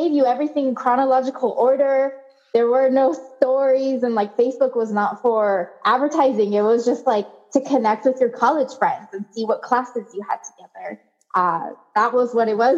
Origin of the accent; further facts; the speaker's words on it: Olympia, Washington, United States; moved away as an adult; also born or lived in Seattle, Washington; now in Costa Rica; I grew up in Washington State. in the capital city, Olympia